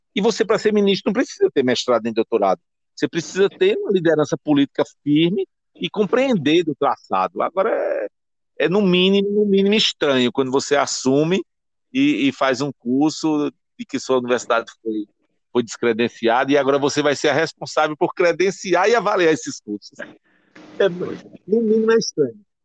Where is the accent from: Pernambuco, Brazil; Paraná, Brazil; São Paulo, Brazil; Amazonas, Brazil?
Pernambuco, Brazil; Timbaúba; eu sou de Timbaúba